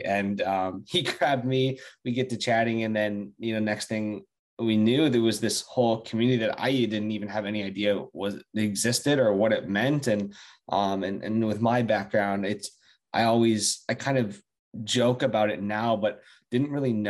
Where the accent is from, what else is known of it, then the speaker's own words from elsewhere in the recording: Florida, United States; born there; but I was born in South Florida. I've lived a little bit all over the U.S.